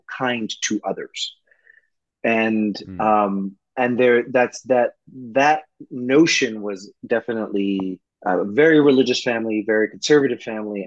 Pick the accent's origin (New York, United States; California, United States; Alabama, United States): New York, United States; New York City; I grew up in the projects of East New York, Brooklyn